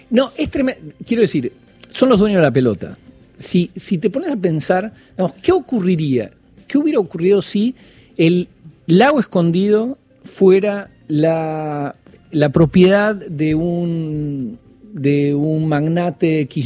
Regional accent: Buenos Aires, Argentina; Soy porteño, sí.

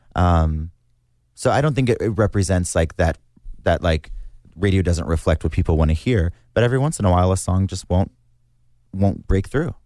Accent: South Mississippi, United States; being born and raised in South Mississippi with my family and my friends

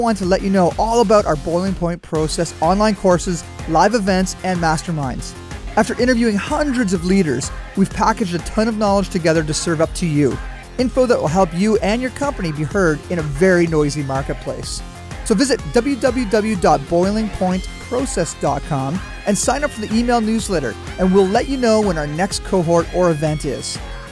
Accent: Canada; I'm Canadian

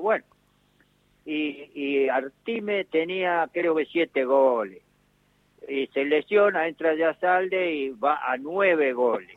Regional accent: Argentina; somos los argentinos

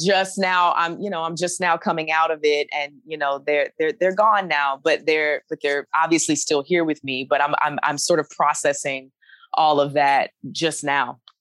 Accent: Alabama, United States; moved away as an adult; also born or lived in New York; now in Los Angeles, United States; I'm from Alabama

